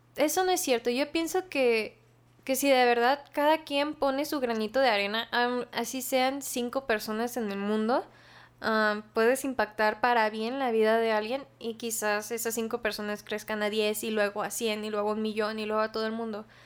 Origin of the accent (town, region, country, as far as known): Mexico